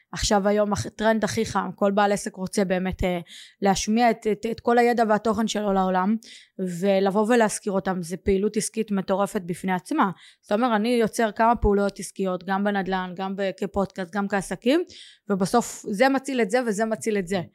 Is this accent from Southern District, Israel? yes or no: yes; Kiryat Gat, Southern District, Israel; moved away; also born or lived in Modi'in; אני מקריית גת במקור